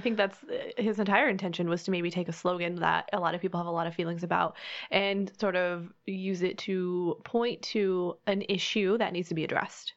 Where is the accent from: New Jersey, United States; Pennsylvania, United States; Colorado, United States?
Colorado, United States; moved away as an adult; now in Florida, United States; I grew up in Colorado, so very landlocked.